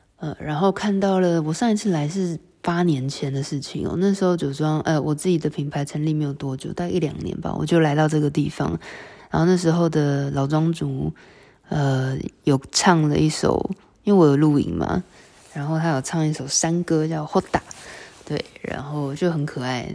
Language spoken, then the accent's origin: Chinese; Taiwan; 我们台湾人